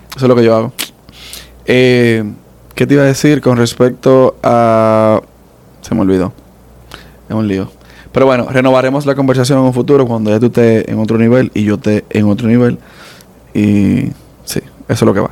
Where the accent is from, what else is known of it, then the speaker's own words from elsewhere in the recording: Dominican Republic; accent: Dominican; also born or lived in New York, United States; now in United States; Yo nací allá, pero nada más nací